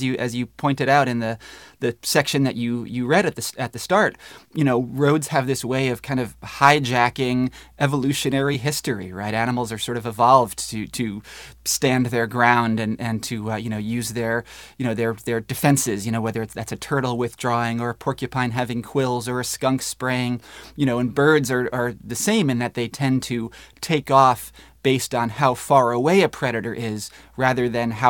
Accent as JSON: {"language": "English", "region": "Northeast", "country": "United States", "tie": "born or raised there", "said": "You know, I grew up in the Northeast, and, you know, our ponds were full of snapping turtles and leopard frogs"}